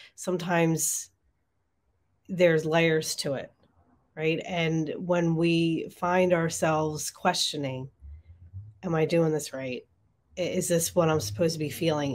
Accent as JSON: {"language": "English", "town": "Marlton", "region": "New Jersey", "country": "United States", "tie": "born or raised there", "moved": "yes", "said": "It's on Main Street in Marlton. So my hometown. It's great to be back home"}